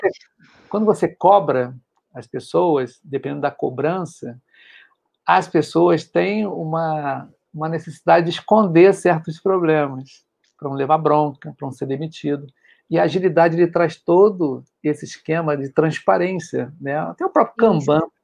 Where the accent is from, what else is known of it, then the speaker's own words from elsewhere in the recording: Rio de Janeiro, Brazil; eu sou do Rio de Janeiro